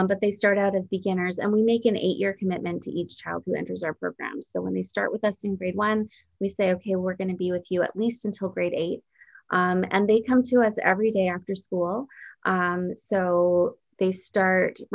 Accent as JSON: {"language": "English", "town": "Creston", "region": "British Columbia", "country": "Canada", "tie": "born or raised there", "moved": "yes", "lives_now": "Toronto, Canada", "said": "I was born in Creston, BC. And my parents for years were apple orchard and cherry orchard farmers. There we had a family business growing fruit, and that's where I grew up."}